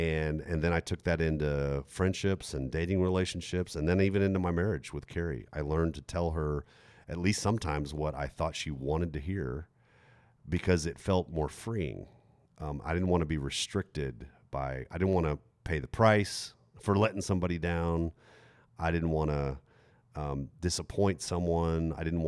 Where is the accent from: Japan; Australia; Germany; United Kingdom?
Germany; moved away as an adult; also born or lived in Texas; I grew up in Germany, graduated from high school on a military base in Germany at 18, and then moved 5,000 miles, left my family, moved 5,000 miles back to Texas, where we're from